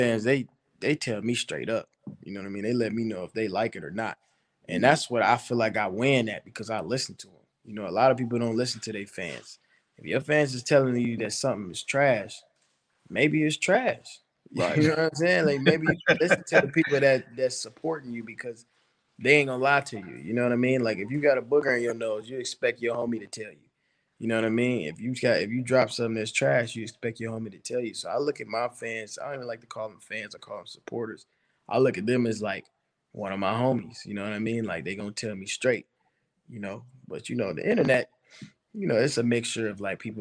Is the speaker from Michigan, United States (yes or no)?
yes; Pontiac, Michigan, United States; coming from Pontiac and being in such a messed up situation in life, it motivated me to be better